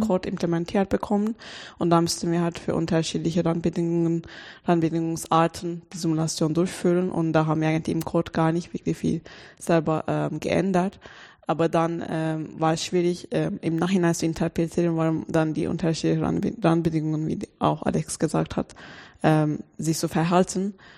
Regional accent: Turkey; German is a second language; moved away as an adult; now in Germany; ich komme aus der Türkei und dann ich war da auf der deutschen Schule

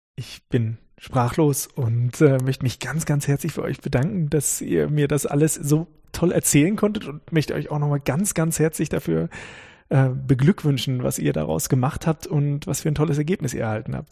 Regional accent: Northern Germany, Germany; now in Karlsruhe, Germany; ich komme aus Norddeutschland

